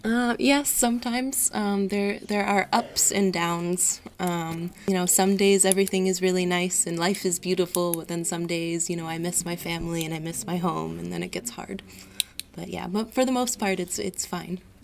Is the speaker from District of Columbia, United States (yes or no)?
yes; Washington, District of Columbia, United States; moved away as an adult; now in Rouen, France; in the US, I'm from Washington D.C.